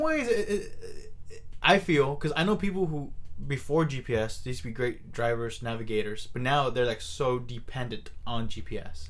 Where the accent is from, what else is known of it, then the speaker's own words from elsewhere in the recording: Silicon Valley, California, United States; I was born here in Silicon Valley